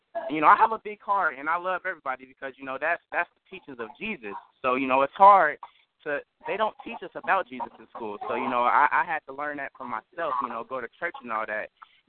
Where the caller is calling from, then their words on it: Dayton, Ohio, United States; I'm actually calling from Dayton, Ohio. I'm actually a young aspiring film director